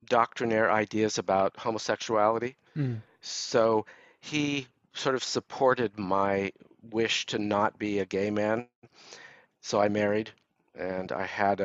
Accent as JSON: {"language": "English", "town": "Los Angeles", "region": "California", "country": "United States", "tie": "born or raised there", "said": "I grew up in Los Angeles"}